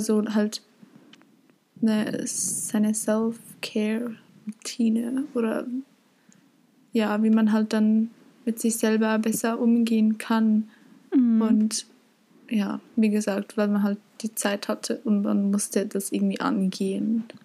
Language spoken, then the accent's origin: German; Zurich, Switzerland; bei uns in Zürich